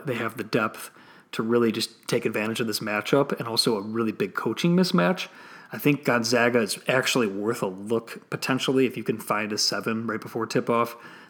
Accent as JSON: {"language": "English", "region": "Illinois", "country": "United States", "tie": "born or raised there", "moved": "yes", "lives_now": "Florida, United States", "said": "here in my home state, or I'm in Florida now, but in Illinois"}